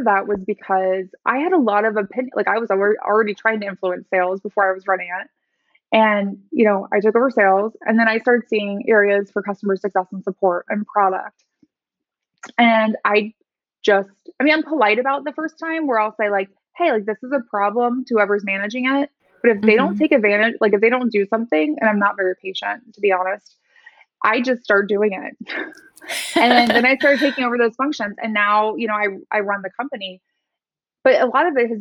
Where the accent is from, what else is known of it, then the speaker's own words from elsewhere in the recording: Midwest, United States; I grew up in the Midwest.